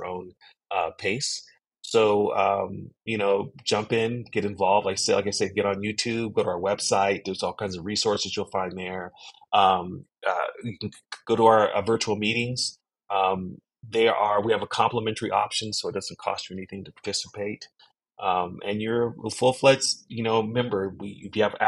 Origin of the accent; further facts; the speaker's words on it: United States; I'm African American